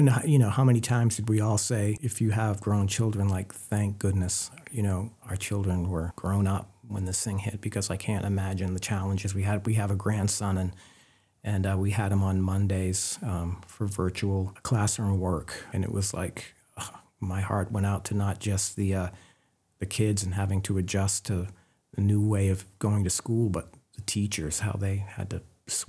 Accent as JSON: {"language": "English", "region": "Maine", "country": "United States", "said": "Andrew found out that I was from Maine, and he was living in South Portland at the time."}